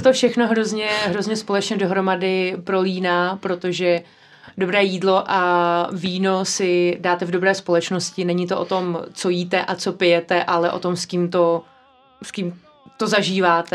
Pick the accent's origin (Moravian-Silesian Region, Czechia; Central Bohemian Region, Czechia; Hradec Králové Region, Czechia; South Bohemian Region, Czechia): Central Bohemian Region, Czechia; a village near Prague; jsem vyrostla na vesnici kousíček od Prahy